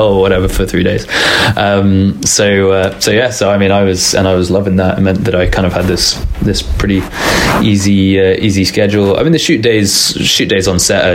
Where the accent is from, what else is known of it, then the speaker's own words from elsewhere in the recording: England, United Kingdom; I'm English.